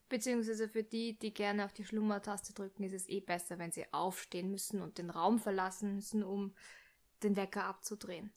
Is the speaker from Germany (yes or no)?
no; Austria; bei uns in Österreich, Wien